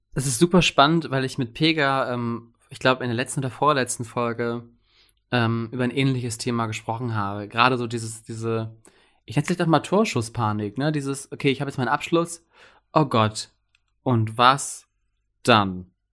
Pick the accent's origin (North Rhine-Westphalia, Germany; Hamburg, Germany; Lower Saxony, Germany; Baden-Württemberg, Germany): Lower Saxony, Germany; Wilhelmshaven; wir kommen beide aus Wilhelmshaven